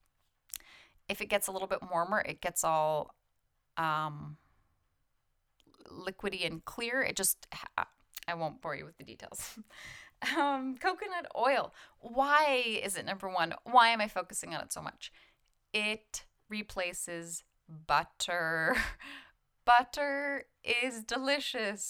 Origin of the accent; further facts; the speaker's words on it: Canada; I'm Canadian